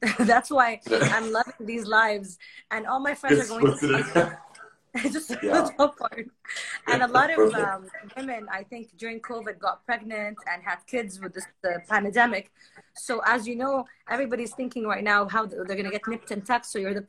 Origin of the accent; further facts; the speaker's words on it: United States; I'm from the States, so I know how you guys are.